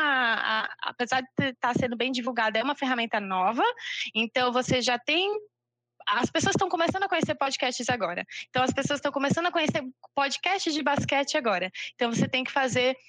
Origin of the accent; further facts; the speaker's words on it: Niterói, Rio de Janeiro, Brazil; now in João Pessoa, Brazil; oficialmente eu sou de Niterói, Rio de Janeiro